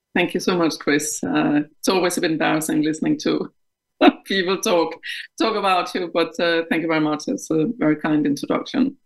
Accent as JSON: {"language": "English", "country": "Denmark", "tie": "born or raised there", "second_language": "English", "moved": "as an adult", "lives_now": "United Kingdom", "said": "I'm Danish of uh, of origin. Um, I um, grew up in Denmark until my mid 20s when I was uh, transferred by the bank I worked for to the UK"}